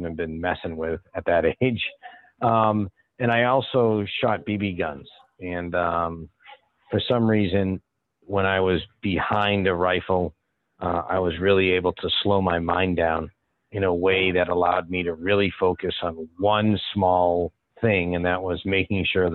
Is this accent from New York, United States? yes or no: no; Boston, Massachusetts, United States; now in Dallas, United States; being originally from the Boston area